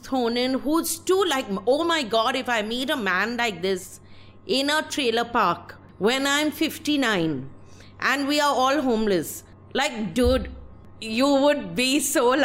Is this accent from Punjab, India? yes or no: no; West Bengal, India; I'm from Bengal